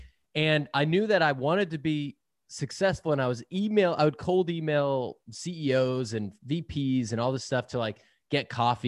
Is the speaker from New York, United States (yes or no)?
no; Boston, Massachusetts, United States; now in San Francisco, United States; I am originally from Boston, living out in San Francisco.